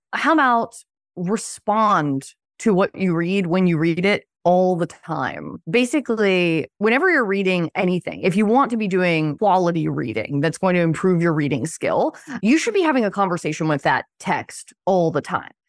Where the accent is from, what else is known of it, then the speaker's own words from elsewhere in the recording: Philadelphia, Pennsylvania, United States; I was born in Western Pennsylvania, a pretty nowhere town, and then moved to Philadelphia when I was five